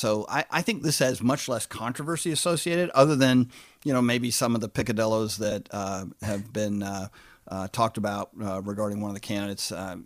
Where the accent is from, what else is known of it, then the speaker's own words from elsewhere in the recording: Virginia, United States; You know, I grew up in Virginia politics, you know